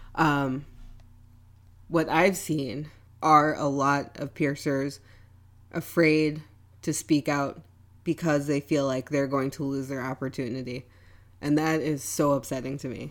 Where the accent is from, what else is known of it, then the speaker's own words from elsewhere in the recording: New York City, New York, United States; moved away as an adult; now in Wappingers Falls, United States; I moved up from New York City, um, grew up in Brooklyn, um, moved up to Wappingers after my brother moved there